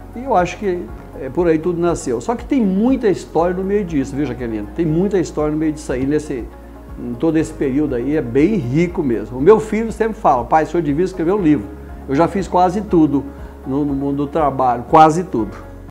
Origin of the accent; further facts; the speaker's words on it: Cassilândia, Mato Grosso do Sul, Brazil; moved away; also born or lived in São José do Rio Preto; nasci em Cacilândia, Mato Grosso do Sul, em 1954